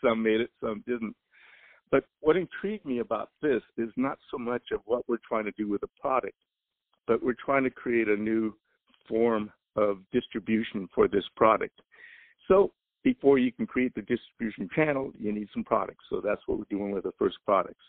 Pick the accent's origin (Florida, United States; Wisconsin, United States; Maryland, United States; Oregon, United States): Oregon, United States; moved away; I'm from Oregon, I knew what the weather was like, so I wasn't going to move back up there